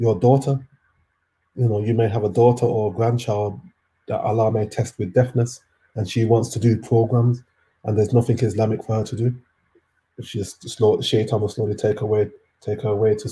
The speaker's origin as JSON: {"language": "English", "country": "Jamaica", "said": "I'm Jamaican"}